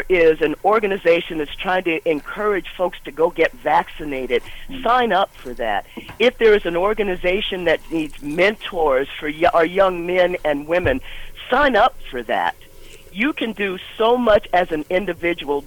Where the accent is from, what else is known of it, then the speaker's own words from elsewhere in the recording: Columbus, Ohio, United States; we felt as Black kids growing up in Columbus